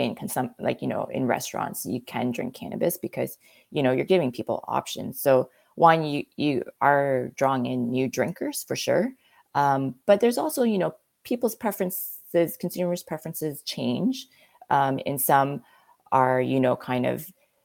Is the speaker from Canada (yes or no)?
yes; Canada; you're asking a Canadian